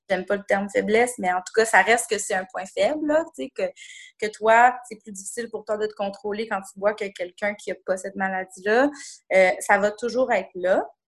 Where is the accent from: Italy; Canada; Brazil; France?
Canada; Quebec City, Quebec; moved away as an adult; also born or lived in Montreal; je suis de retour dans ma ville natale depuis maintenant euh, bientôt trois ans